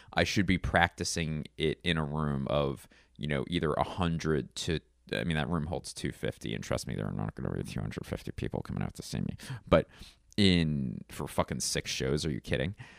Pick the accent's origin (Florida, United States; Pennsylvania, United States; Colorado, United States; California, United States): Pennsylvania, United States; Philadelphia; my hometown of Philadelphia